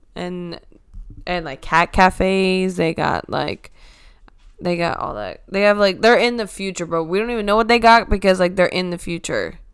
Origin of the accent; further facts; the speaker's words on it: Florida, United States; we are from Florida